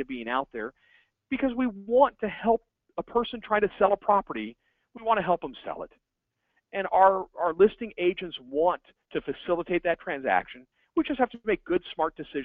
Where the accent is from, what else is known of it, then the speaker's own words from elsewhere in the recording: Hillsboro, Oregon, United States; now in Arizona, United States; I was born in Hillsboro, Oregon